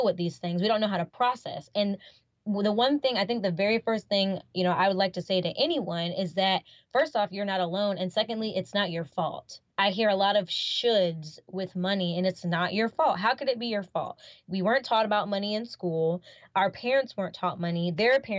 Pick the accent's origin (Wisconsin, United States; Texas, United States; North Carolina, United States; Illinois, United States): North Carolina, United States; now in Florida, United States; originally, I'm from North Carolina, here in the United States